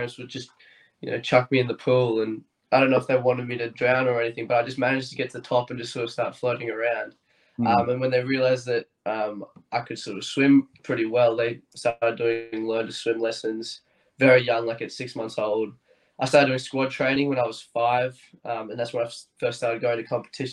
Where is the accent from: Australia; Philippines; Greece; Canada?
Australia; Bundaberg, Queensland; moved away; right now I'm in Bundaberg. I grew up here, grew up on a little farm just outside of Bundaberg.